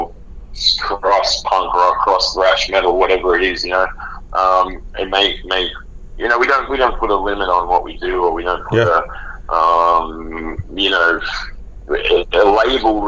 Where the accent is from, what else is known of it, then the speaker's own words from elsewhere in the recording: Australia; a bunch of kids growing up in Australia